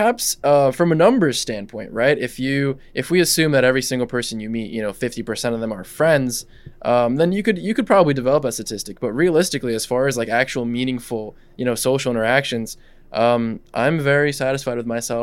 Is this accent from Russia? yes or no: yes; Russia; English is a second language; now in United States; I was born here, but I grew up in Russia, right? So English is actually my second language.